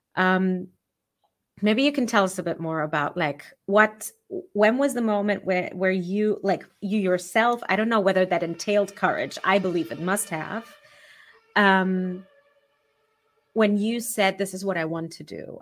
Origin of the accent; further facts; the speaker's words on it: Germany; growing up in Germany has made me more aware of my Jewish heritage